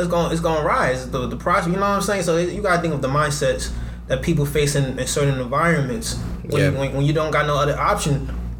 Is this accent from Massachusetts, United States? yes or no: no; Irvington, New Jersey, United States; I'm from Irvington, which is almost as bad as Camden was.